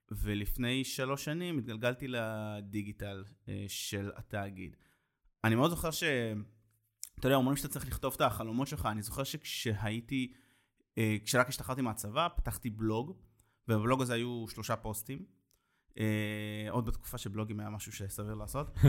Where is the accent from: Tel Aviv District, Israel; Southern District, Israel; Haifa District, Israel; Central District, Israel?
Southern District, Israel; Ashdod